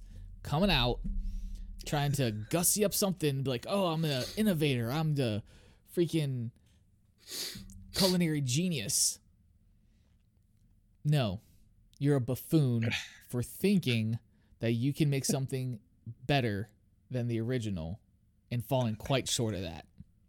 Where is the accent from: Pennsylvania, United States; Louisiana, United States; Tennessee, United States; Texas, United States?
Louisiana, United States; New Orleans; I learned that when I was born in New Orleans, man.